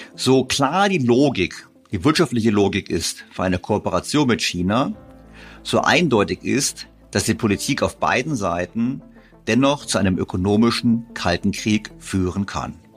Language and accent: German; Germany; wir zwar viel exportieren als Deutsche